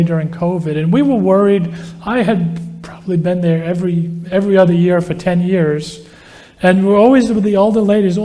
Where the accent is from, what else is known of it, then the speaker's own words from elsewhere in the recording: United States; as an American